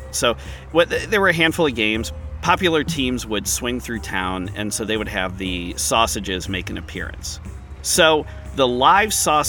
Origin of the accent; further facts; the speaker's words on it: Cleveland, Ohio, United States; Growing up in Cleveland